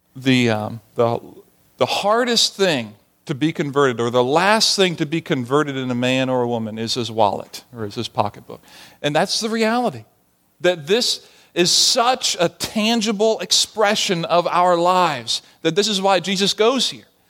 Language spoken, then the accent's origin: English; Barbados; moved away as an adult; growing up in the Caribbean, I didn't play baseball. We didn't have baseball in Barbados